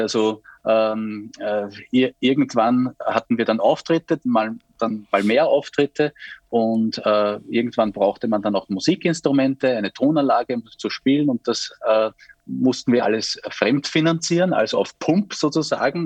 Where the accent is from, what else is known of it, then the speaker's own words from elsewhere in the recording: St. Pölten, Lower Austria, Austria; bei uns in St. Pölten